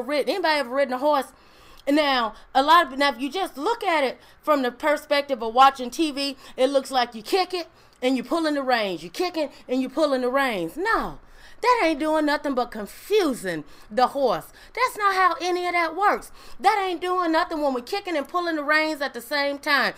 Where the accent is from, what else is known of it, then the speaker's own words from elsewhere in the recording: Mississippi, United States; I grew up in Mississippi